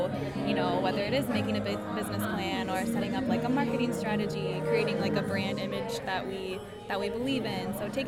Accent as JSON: {"language": "English", "town": "Chicago", "region": "Illinois", "country": "United States", "said": "I'm also from Chicago, Illinois."}